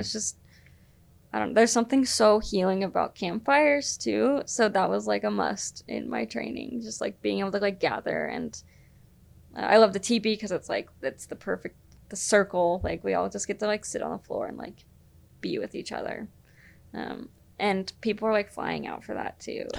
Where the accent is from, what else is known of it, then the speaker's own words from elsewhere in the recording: Utah, United States; I was the girl from Utah